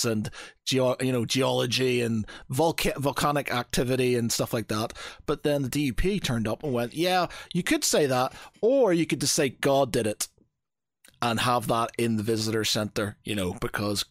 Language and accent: English; Northern Ireland, United Kingdom; moved away as an adult; now in England; how I was brought up in Northern Ireland